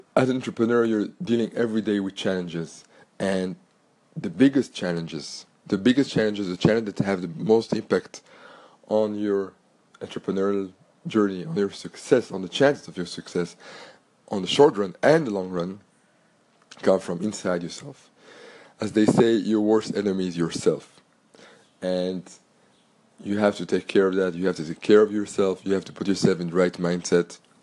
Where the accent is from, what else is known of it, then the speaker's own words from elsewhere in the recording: Antwerp, Flanders, Belgium; first language French; English is a second language; I was born in Belgium, born and grew up in Antwerp, Belgium